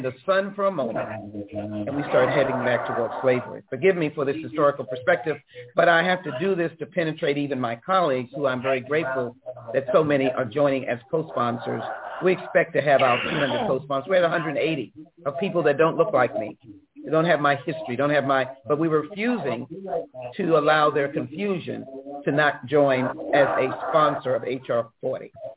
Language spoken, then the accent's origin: English; Texas, United States; As a Texan